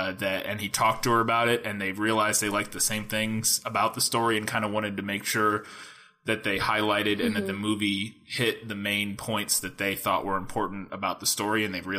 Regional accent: Missouri, United States; Since we are from Missouri and live in small town Missouri.

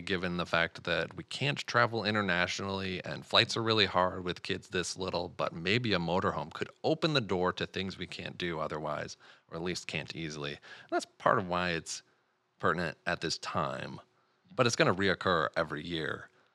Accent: Michigan, United States; we're all from Michigan

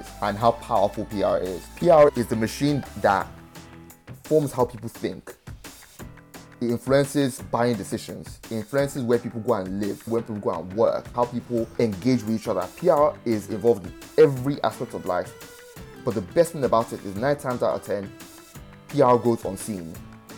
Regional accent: Nigeria; now in London, United Kingdom; I tell people I'm not Nigerian, I'm British

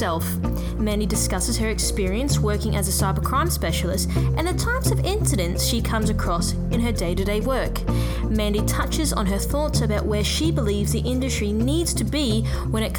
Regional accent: Queensland, Australia; I'm also a Queenslander myself

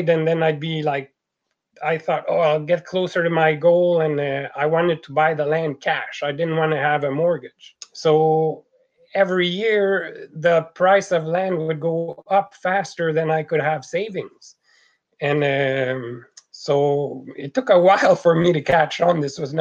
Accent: Quebec, Canada; accent: French Canadian; moved away as an adult; now in British Columbia, Canada; as you can tell from the accent, I'm a French Canadian, and I moved from La Belle Province in 1990

